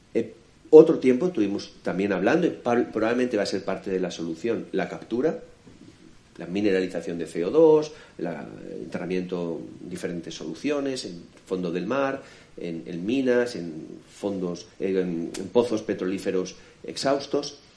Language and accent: Spanish; Alicante, Valencian Community, Spain; yo vengo de Alicante, Ahí tenemos nuestra maravillosa Vega Baja